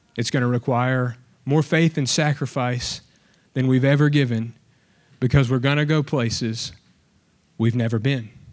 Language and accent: English; Alabama, United States; now in Texas, United States; I'm from Alabama